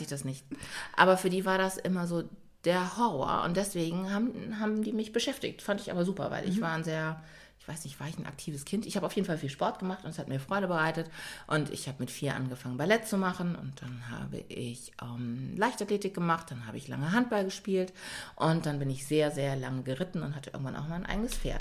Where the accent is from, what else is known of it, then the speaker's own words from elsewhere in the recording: Germany; also born or lived in Ghana (parents' origin); Ich bin ja bei Pflegeeltern groß geworden und äh, zu denen bin ich gekommen, da war ich fünf Monate alt. Und aber tatsächlich haben wir in Stadthoop gelebt